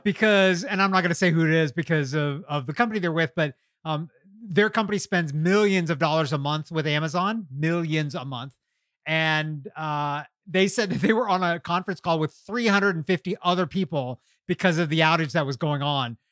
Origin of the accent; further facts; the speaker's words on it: Kentucky, United States; now in Atlanta, United States; when I was growing up in Kentucky